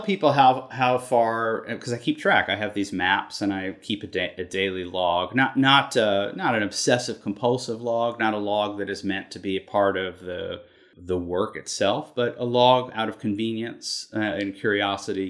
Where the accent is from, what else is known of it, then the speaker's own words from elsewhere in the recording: Concord, Massachusetts, United States; moved away as an adult; now in New York City, United States; I grew up in Concord, Massachusetts.